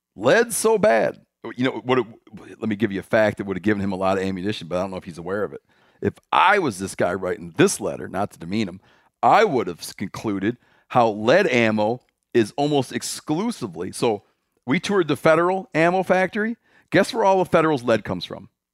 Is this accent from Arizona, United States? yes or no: no; Michigan, United States; moved away; My home state.